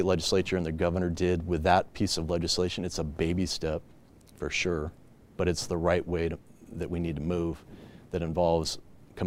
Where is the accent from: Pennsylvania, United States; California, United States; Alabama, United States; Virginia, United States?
California, United States; I was born and raised in California